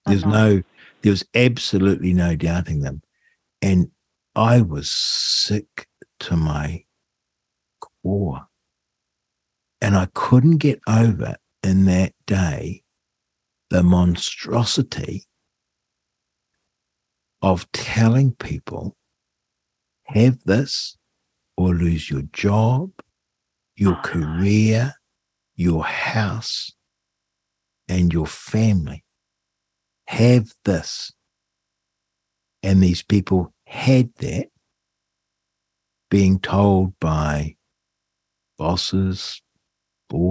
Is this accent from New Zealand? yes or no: yes; New Zealand; as a New Zealander